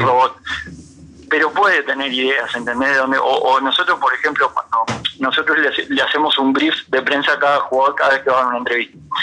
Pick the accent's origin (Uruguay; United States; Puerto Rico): Uruguay; Florida; moved away as an adult; now in Montevideo, Uruguay; yo soy de Florida